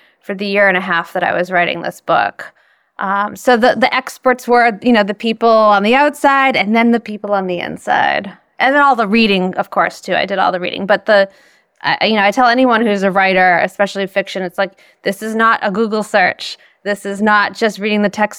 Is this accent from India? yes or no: no; Boston, Massachusetts, United States; I'm from Boston, and I got my degree from Harvard